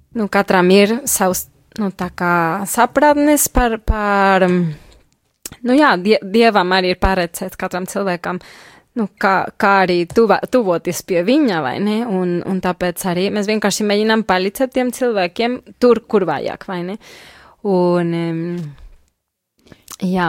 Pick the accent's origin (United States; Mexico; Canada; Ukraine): Mexico; Latvian is a second language; moved away as an adult; now in Latvia; Es pati esmu no Meksikas.